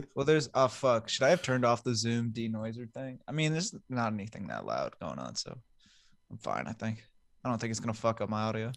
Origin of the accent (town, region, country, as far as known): United States